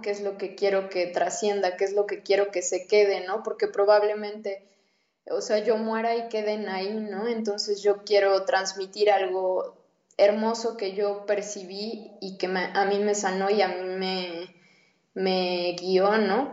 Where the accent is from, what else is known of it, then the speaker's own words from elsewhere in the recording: Puebla, Mexico; Yo crecí en Puebla